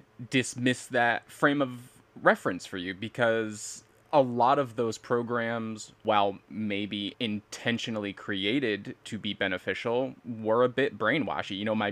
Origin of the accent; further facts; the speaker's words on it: Amsterdam, New York, United States; moved away as an adult; Amsterdam, New York, my hometown.